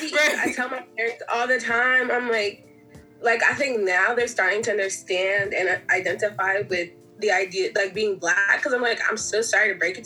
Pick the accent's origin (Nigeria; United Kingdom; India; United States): Nigeria; Like, I mean, I came from Nigeria, so I'm Nigerian